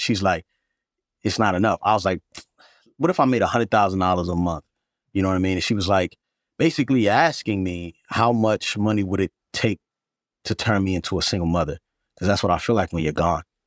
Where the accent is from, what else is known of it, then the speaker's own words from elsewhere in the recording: Baltimore, Maryland, United States; I grew up in Baltimore